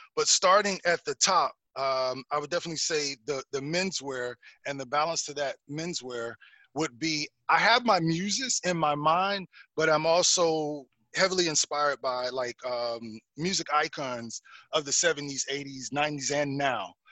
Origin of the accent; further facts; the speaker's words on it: South Carolina, United States; moved away as an adult; also born or lived in Ohio; now in Atlanta, United States; I was born in Ohio, raised mm-hmm. in Carolina